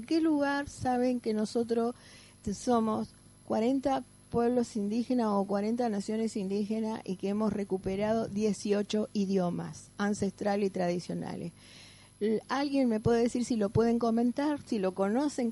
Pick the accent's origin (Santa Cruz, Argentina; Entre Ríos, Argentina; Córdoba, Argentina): Santa Cruz, Argentina; Caleta Olivia; yo soy de Caleta Olivia.